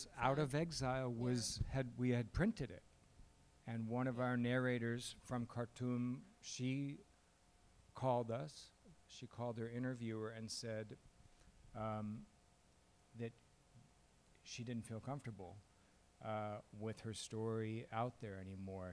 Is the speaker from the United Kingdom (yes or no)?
no; Chicago, Illinois, United States; moved away; I grew up in Chicago in his shadow.